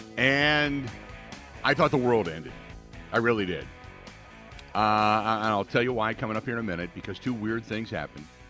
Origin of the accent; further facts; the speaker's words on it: Cincinnati, Ohio, United States; moved away; growing up in Cincinnati